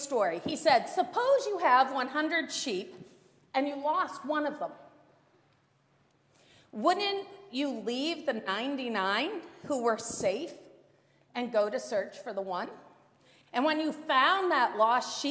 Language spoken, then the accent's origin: English; Maine, United States; I grew up in Maine